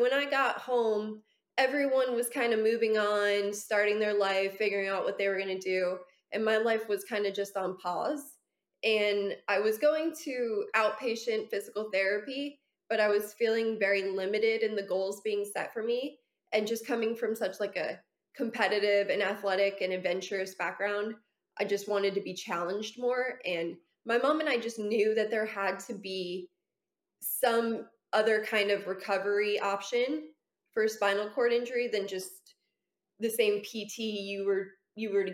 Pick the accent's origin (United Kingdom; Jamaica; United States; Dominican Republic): United States; Orlando, Florida; also born or lived in New Jersey; I've been in Orlando since I was five